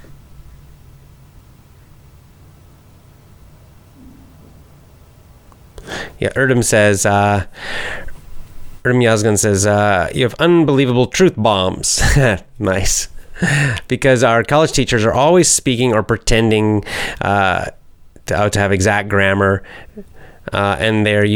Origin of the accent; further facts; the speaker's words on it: the South, United States; I naturally speak slowly. I'm not because I'm a teacher, but I'm from the South